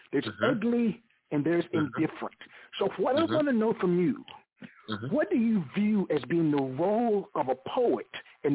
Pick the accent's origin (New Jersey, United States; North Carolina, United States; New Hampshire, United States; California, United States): North Carolina, United States; High Point; I hail from High Point, North Carolina.